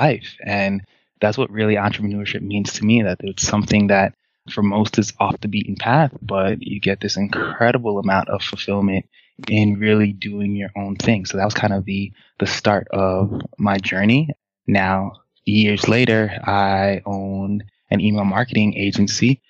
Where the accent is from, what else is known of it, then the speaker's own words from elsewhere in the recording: New York, United States; also born or lived in Haiti; I was raised in a single-parent home with two older sisters by a mom who is spectacular, as all people would say that their mom is. But I'll say that my mom was particularly spectacular, worked very, very hard to provide for us in New York